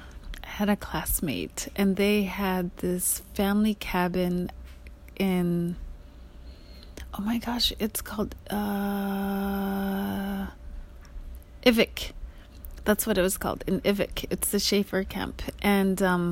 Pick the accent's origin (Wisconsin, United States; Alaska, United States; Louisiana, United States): Alaska, United States; moved away; I grew up in Alaska